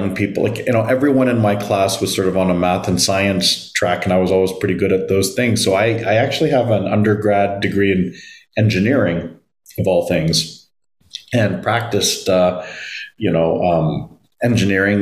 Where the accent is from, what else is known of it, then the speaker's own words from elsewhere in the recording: Toronto, Ontario, Canada; also born or lived in Manila, Philippines / Vancouver, Canada; So the first 4 years of my life were in Vancouver, but Toronto is my hometown.